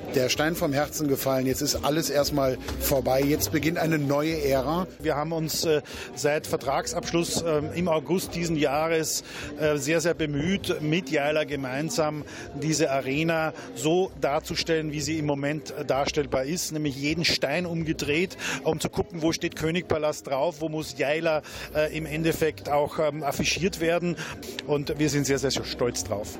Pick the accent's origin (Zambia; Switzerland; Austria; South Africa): Austria; now in Krefeld, Germany; Ich bin gebürtiger Österreicher